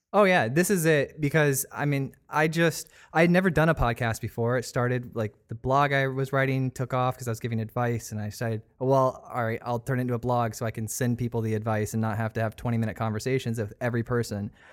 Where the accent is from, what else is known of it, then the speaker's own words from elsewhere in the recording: Sarasota, Florida, United States; I was actually born here. Like, I'm a native.